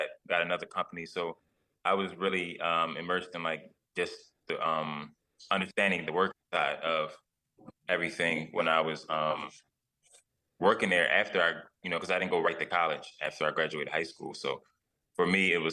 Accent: Philadelphia, Pennsylvania, United States; I'm from West Philly

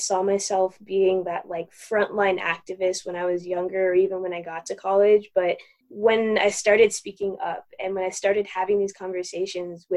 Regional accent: Aurora, Colorado, United States; I grew up in Aurora, Colorado.

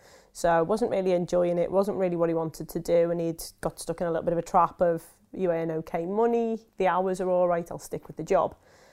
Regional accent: Liverpool, North West England, United Kingdom; now in Peterborough, United Kingdom; From Liverpool.

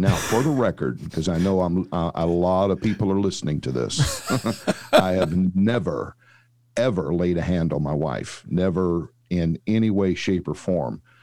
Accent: St. Louis, Missouri, United States; now in Dallas, United States; I was actually born and raised in Saint Louis

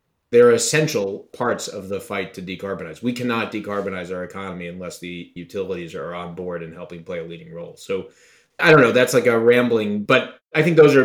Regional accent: Long Island, New York, United States; I grew up on Long Island in a really terrific home with great parents

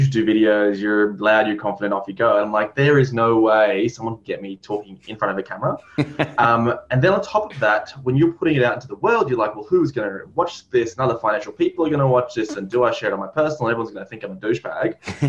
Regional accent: Ireland; Well, I'm Irish, so there's always going to be some level of psychological elements there.

